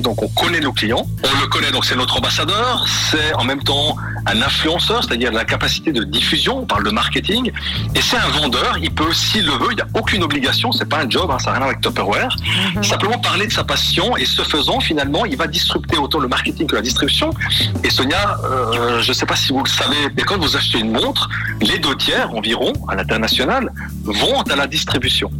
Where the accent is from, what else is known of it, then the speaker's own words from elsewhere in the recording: La Chaux-de-Fonds, Neuchâtel, Switzerland; je suis né plus précisément à Chaux-de-Fonds